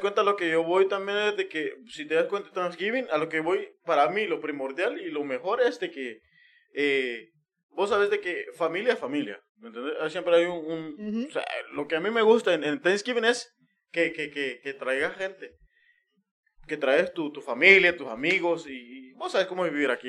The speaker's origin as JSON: {"language": "Spanish", "country": "Guatemala", "moved": "yes", "lives_now": "United States", "said": "nosotros donde venimos, eh, en Guatemala"}